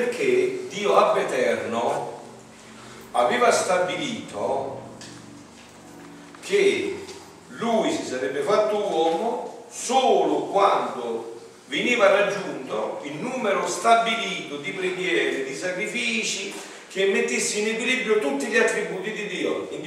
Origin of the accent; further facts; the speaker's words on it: Italy; Eh, Grotta Ferrari in provincia